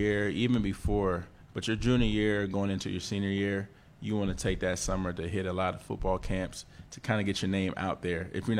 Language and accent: English; Columbus, Ohio, United States; also born or lived in Gainesville, Florida; So both my parents were born there. I was born in Gainesville, Florida, but raised in Columbus, Ohio. So